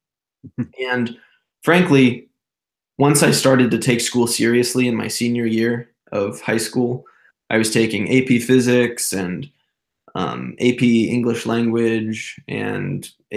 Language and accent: English; Zionsville, Indiana, United States; I was born and raised in Indianapolis, Indiana, a little suburb called Zionsville